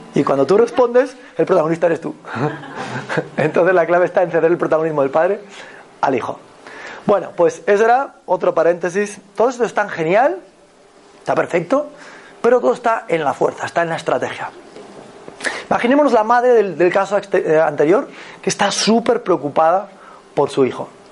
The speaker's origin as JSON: {"language": "Spanish", "region": "Galicia", "country": "Spain", "said": "Yo soy de Galicia"}